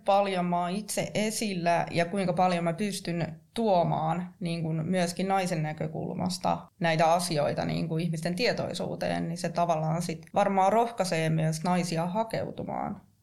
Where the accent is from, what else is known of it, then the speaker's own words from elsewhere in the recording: Kuopio, North Savo, Finland; mä oon kotoisin tuolta Kuopiosta